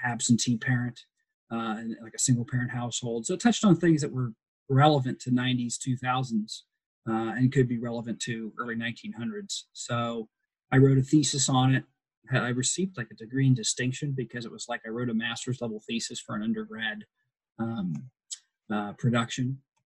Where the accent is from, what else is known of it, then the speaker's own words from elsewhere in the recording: Pickerington, Ohio, United States; grew up in Ohio, uh, in Columbus or in Pickerington